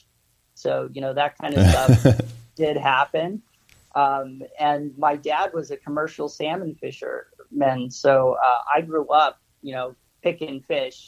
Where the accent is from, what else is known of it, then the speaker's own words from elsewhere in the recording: Nikiski, Alaska, United States; moved away as an adult; now in Japan; I was born in Alaska